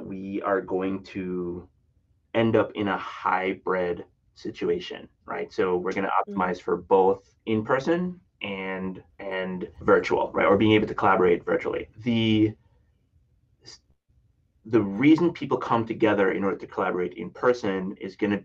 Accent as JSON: {"language": "English", "country": "Jamaica", "moved": "yes", "lives_now": "Minneapolis, United States", "said": "I'm originally from Jamaica, and it is a slice of home"}